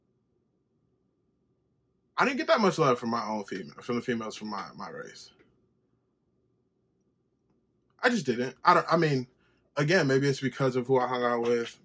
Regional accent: Henrietta, New York, United States; I grew up in Henrietta

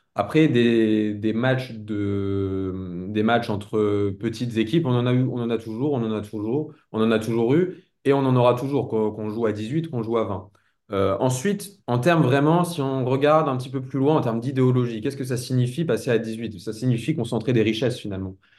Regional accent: France; en tant que Français

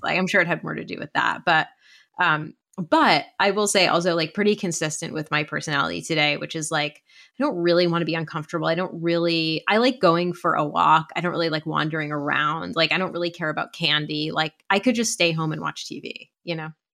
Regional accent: East Coast, United States; I grew up in the East Coast

